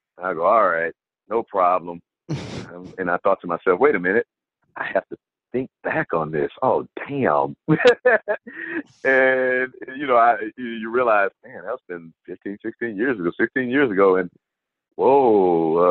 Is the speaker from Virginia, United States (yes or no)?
no; Houston, Texas, United States; when I was growing up, and I'm from Houston, but as a kid back in the 70s